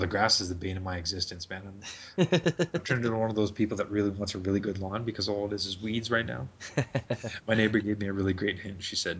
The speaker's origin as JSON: {"language": "English", "town": "Toronto", "region": "Ontario", "country": "Canada", "tie": "born or raised there", "also_born_or_lived": "Montreal / Brampton", "said": "Yeah, so I spent some quality time in Brampton, then moved to Toronto. Now I'm east of Toronto because I just didn't want to raise my kids in Toronto."}